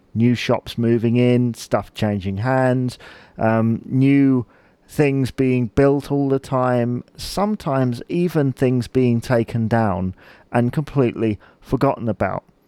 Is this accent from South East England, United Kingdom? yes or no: yes; Chichester, South East England, United Kingdom; I'm from Chichester